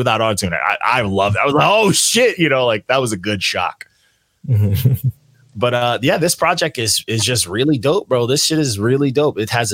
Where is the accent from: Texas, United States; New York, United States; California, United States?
New York, United States; I'm from New York